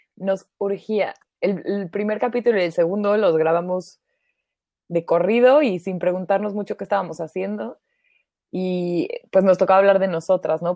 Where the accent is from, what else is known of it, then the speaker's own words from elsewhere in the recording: Mexico; now in Germany; soy mexicana